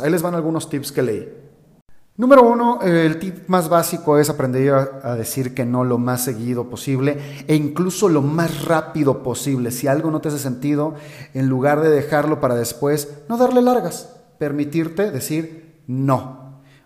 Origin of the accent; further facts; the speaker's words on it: Guadalajara, Jalisco, Mexico; de donde yo soy, en Guadalajara, en México